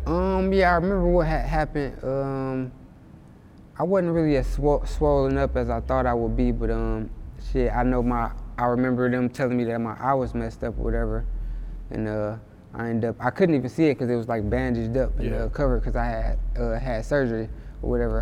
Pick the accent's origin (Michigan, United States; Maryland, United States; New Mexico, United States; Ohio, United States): Michigan, United States; Inkster; also born or lived in Detroit, Michigan; I kind of grew up in like Detroit and Inkster for the most part